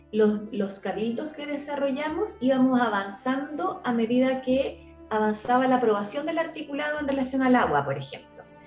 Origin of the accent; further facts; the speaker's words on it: Chile; como chilena